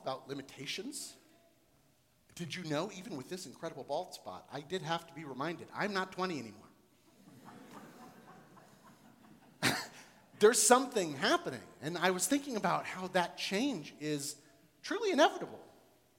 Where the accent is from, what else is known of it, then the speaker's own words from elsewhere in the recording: Florida, United States; moved away as an adult; also born or lived in Columbus, Ohio / Texas / North Dakota; now in Cincinnati, United States; I was born and raised in Florida, so was my wife